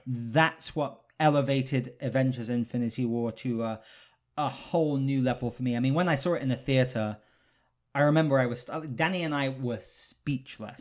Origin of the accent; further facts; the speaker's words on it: United Kingdom; I'm British, so I grew up